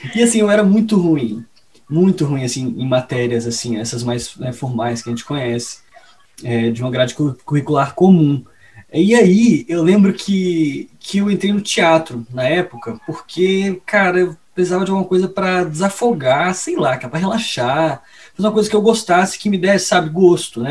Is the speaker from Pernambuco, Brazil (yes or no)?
yes; Pernambuco, Brazil; meu pai é pernambucano, eu também sou pernambucano